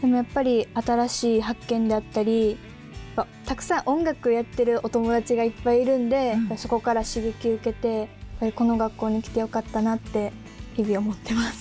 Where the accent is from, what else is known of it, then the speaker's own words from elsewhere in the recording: Hirakata, Osaka, Japan; 出身は大阪府枚方市出身です